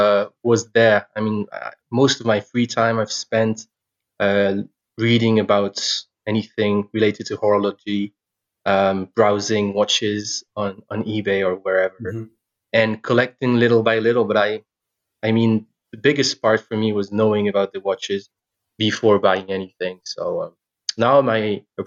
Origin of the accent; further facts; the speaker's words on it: France; English is a second language; I'm from France